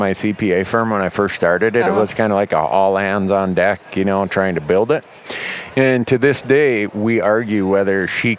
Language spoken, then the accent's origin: English; Minnesota, United States; moved away; also born or lived in Bozeman, Montana; I'm from Minnesota.